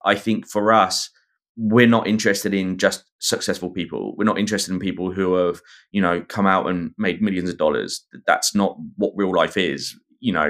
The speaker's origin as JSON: {"language": "English", "region": "England", "country": "United Kingdom", "accent": "English Pommy", "moved": "yes", "lives_now": "Australia", "said": "my English Pommy accent"}